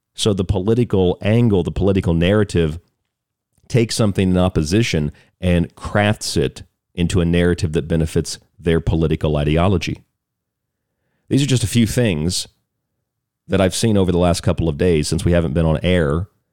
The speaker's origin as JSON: {"language": "English", "region": "Florida", "country": "United States", "tie": "born or raised there", "said": "I grew up in Florida"}